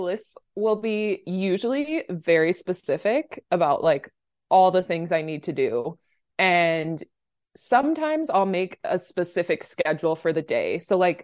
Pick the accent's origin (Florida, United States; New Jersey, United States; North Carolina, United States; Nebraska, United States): Nebraska, United States; Omaha; moved away as an adult; now in California, United States; I'm from Omaha, Nebraska, which is the Midwest in the middle of the country. And that kind of explains a lot about my background and upbringing. Grew up in Nebraska my whole life